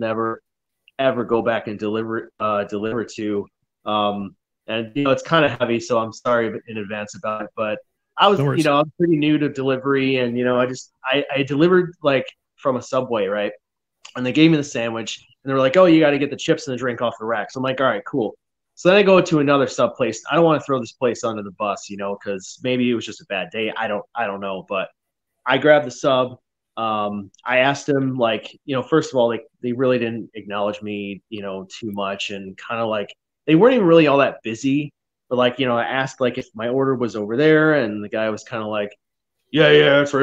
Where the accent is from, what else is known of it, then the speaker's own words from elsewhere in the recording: Rochester, New York, United States; now in Pacific Northwest, United States; I'm from Rochester, New York